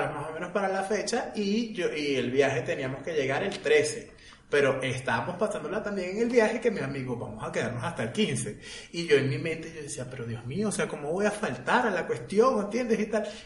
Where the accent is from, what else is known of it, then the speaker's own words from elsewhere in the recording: Barquisimeto, Lara, Venezuela; de donde yo soy hay una tradición... ¿De Barquisimeto.